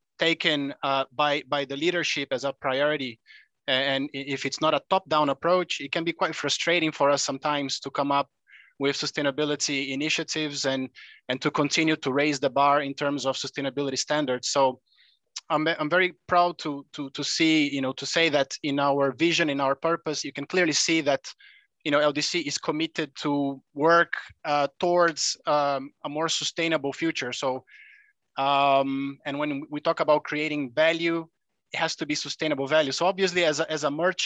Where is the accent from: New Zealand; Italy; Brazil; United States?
Brazil; also born or lived in Europe; now in Indonesia; I am originally from Brazil, though, a very big coffee producer and consumer as well.